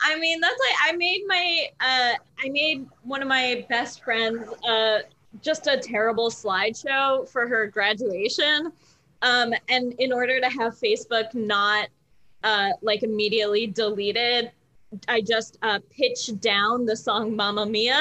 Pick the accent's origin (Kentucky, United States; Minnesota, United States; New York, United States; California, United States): Kentucky, United States; now in Los Angeles, United States; I'm from Kentucky